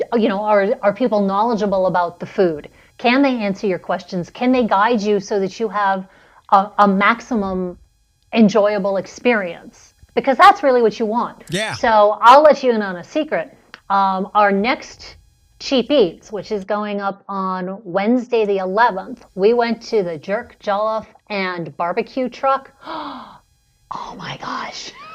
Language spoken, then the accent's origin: English; New York City, New York, United States; moved away; I grew up in New York City.